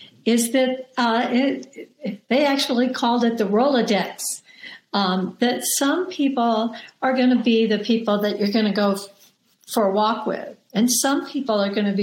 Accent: the South, United States; I grew up in the South

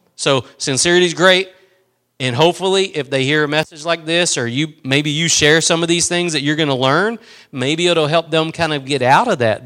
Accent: East Texas, United States; I'm from East Texas

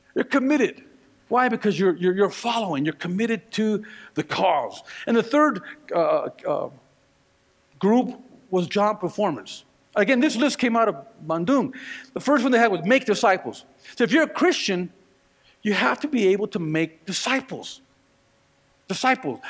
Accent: Northern California, United States; now in Colorado, United States; here I am in Colorado, but I was raised in Northern California

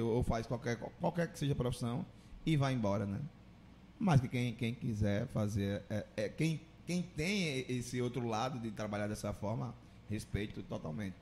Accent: Maceió, Alagoas, Brazil; now in Juazeiro do Norte, Brazil; eu sou de Maceió, não sou de Juazeiro

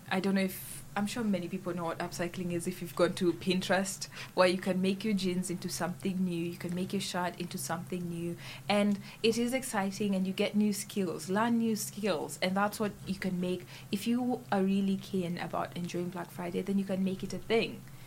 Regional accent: Kenya; moved away as an adult; now in St Andrews, United Kingdom; I came from Kenya

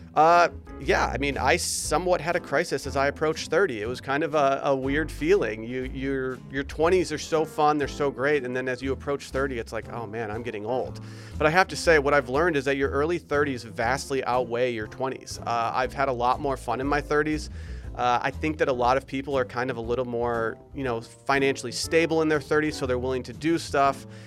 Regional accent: Michigan, United States; I grew up in Michigan where Birkenstocks were very popular growing up

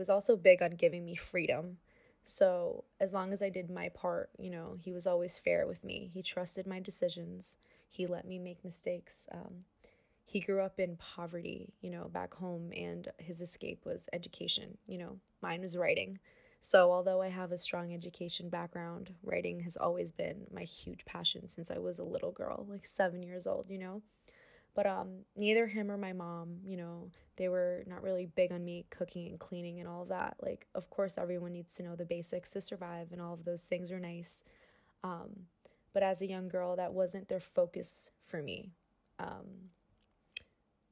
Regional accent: New York City, New York, United States; born or raised there

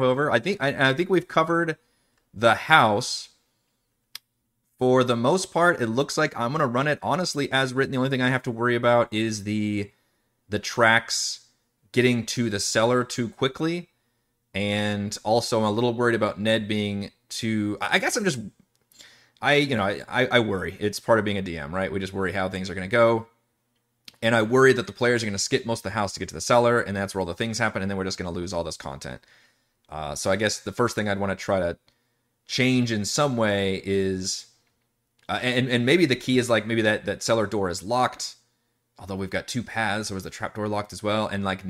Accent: Texas, United States; also born or lived in Seattle, Washington; I'm actually originally from Seattle, and my folks moved down to Texas when I was a toddler. So I didn't really hear it too much at home, but obviously growing up with everybody, there's all kinds of accents flying around.

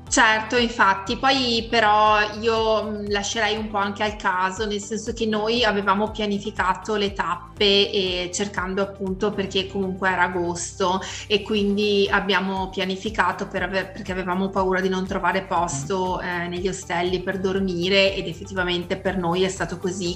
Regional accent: Vicenza, Veneto, Italy; noi siamo di Vicenza

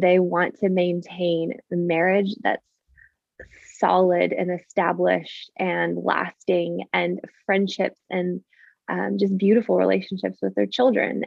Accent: Canada; now in Nashville, United States; I am actually Canadian originally

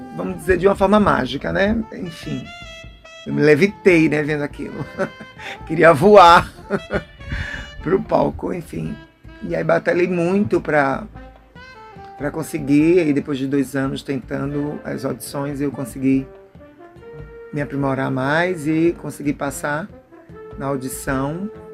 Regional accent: Maceió, Alagoas, Brazil; now in Salvador, Brazil; sou natural de Maceió, Alagoas

